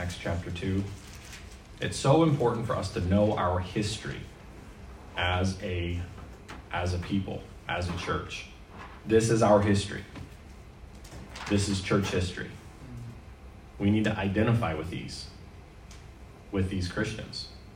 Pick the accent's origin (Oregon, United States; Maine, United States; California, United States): Maine, United States; now in Canada; As a child, I grew up in Maine